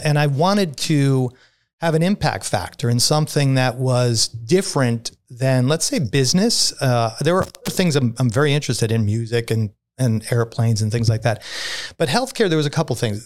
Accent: New York City, New York, United States; I'm a kid from Brooklyn

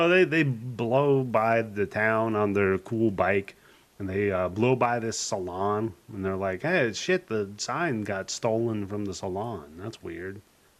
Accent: Hermiston, Washington, United States; I grew up in Washington State, where watermelons are like a nickel a pound. Yeah, Hermiston.

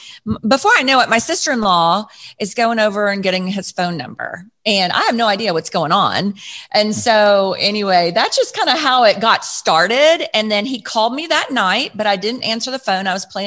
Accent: Plano, Texas, United States; And so I grew up in Plano, Texas, talking about football.

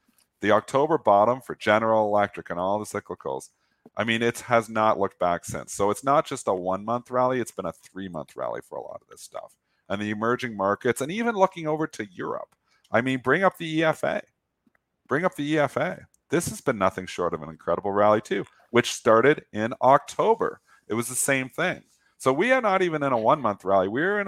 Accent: Canada; I'm Canadian

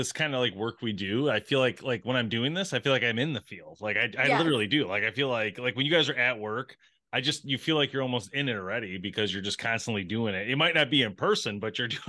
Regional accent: the Thumb, Michigan, United States; I grew up hunting in the Thumb.

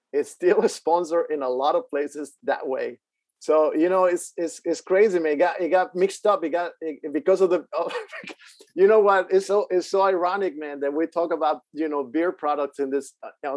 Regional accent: Mexico City, Mexico; moved away; also born or lived in Houston, Texas; growing up in Mexico City, dude, it was just like crazy, man, crazy.

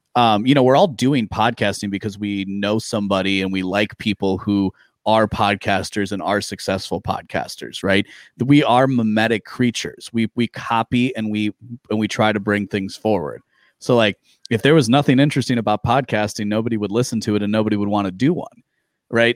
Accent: Midwest, United States; I grew up in the Midwest

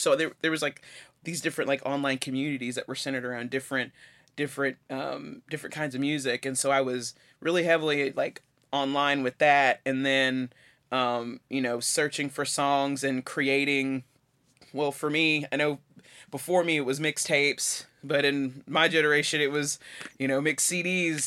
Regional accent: Chattanooga, Tennessee, United States; moved away as an adult; now in Johnson City, United States; I was raised in Chattanooga, but I've been living in Johnson City for fifteen years

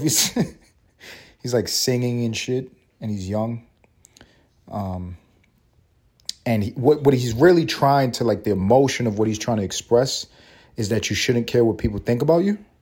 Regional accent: New York City, New York, United States; moved away; growing up in New York

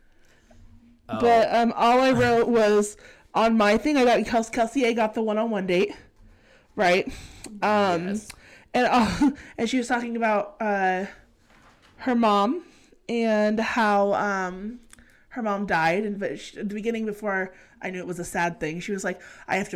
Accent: California, United States; we weren't raised in a household with a southern accent. We're from California.

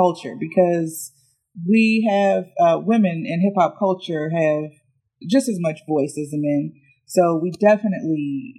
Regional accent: Virginia, United States; moved away; we're both from Virginia originally, so that's our hometown hero

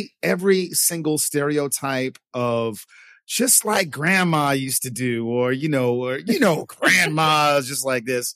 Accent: New York City, New York, United States; moved away as an adult; also born or lived in Puerto Rico / Los Angeles / Vietnam; now in Saigon, Vietnam; I grew up in New York. I grew up in New York City.

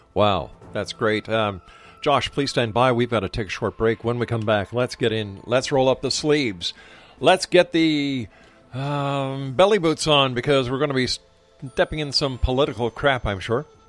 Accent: Canada; I, as a Canadian

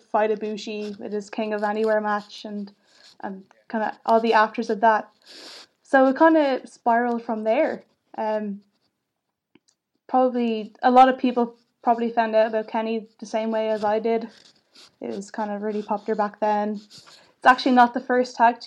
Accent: Ireland; as an Irish person

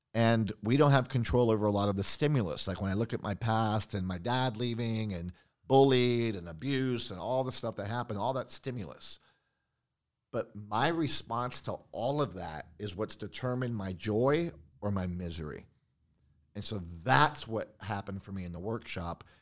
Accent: San Juan, Puerto Rico; also born or lived in Long Island, New York; I grew up in Puerto Rico.

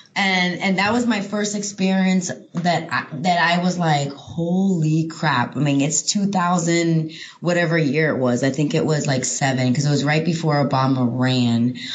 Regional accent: New York, United States; also born or lived in Fort Lauderdale, Florida / Miami, Florida / Oklahoma; I grew up in New York and in the South Florida, Fort Lauderdale, Miami area

